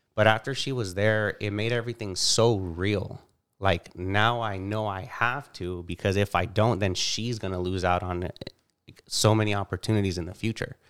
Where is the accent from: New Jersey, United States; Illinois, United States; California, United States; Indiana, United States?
California, United States; Bakersfield; I was born and raised here in Bakersfield